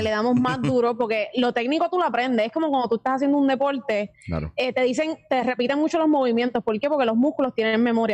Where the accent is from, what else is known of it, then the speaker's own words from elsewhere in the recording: Puerto Rico; somos puertorriqueños